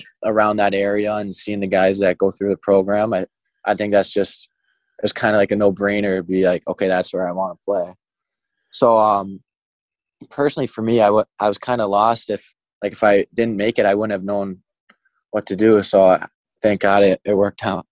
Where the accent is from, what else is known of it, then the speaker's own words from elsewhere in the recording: Mount Clemens, Michigan, United States; moved away; I always end up coming back to Mount Clemens for the summer. It's just like this is my hometown